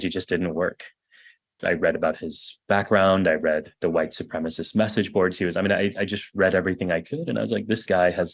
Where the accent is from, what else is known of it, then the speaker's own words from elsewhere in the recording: Texas, United States; I grew up in Texas